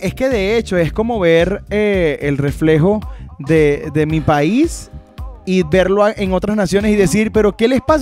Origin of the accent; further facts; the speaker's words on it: Venezuela; moved away as an adult; lo que nosotros como venezolanos vivimos